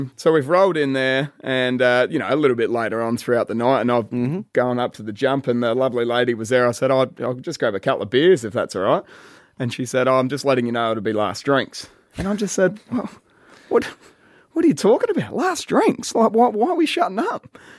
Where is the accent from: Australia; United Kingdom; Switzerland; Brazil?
Australia; Adelaide, South Australia; I was from Adelaide